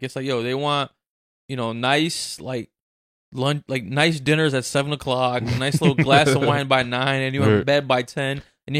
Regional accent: Connecticut, United States; so you think it's just like, but we're from Connecticut. We went out there and we had fun.

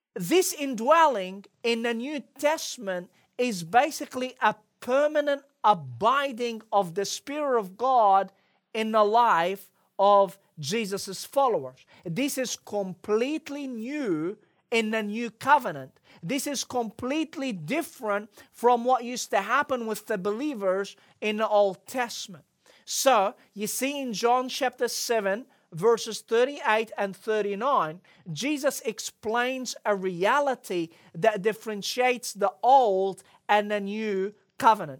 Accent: Egypt; as I was growing up in Egypt, I had a lot of friends who were non-Christians.

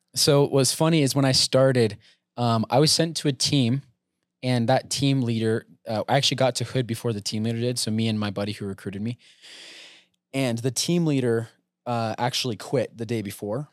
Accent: American Fork, Utah, United States; Born and raised in American Fork.

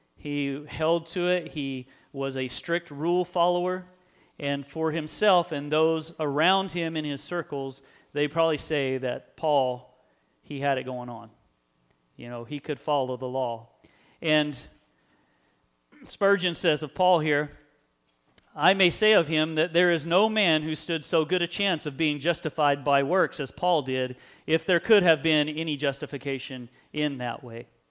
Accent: United States; We live in a great country. We maybe take pride in being American.

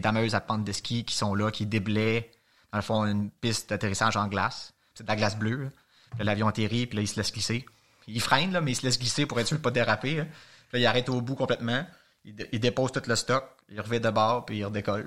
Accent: Montreal, Quebec, Canada; de Montréal

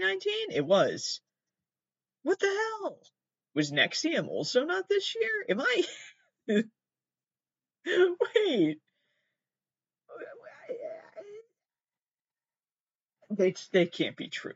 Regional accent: Massachusetts, United States; I'm from Massachusetts.

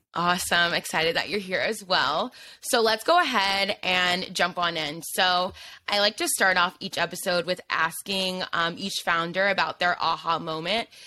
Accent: Indiana, United States; now in New York City, United States; I grew up in Indiana

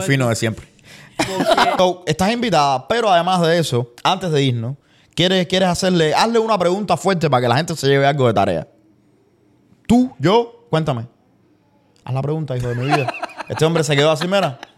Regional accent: Cuba; moved away; yo de Cuba, desde que me fui de Cuba

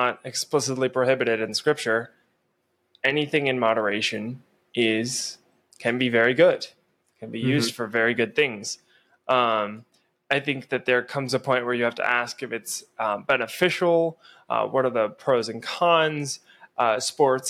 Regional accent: Pennsylvania, United States; now in South Dakota, United States; back where we grew up in Pennsylvania

